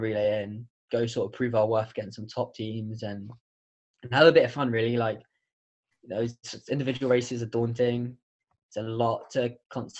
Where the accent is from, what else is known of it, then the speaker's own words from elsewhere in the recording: United Kingdom; now in United States; as a Brit